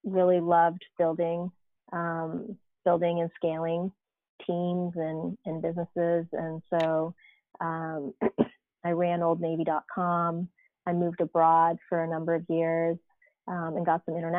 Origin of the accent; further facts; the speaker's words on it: East Coast, United States; moved away as an adult; So I grew up on the East Coast actually, and, you know, sort of did my college and went to grad school there